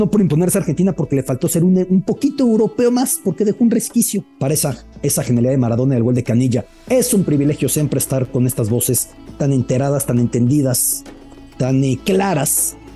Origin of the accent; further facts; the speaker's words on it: Mexico; E imposible decir que nos hemos acercado completamente a Qatar como mexicanos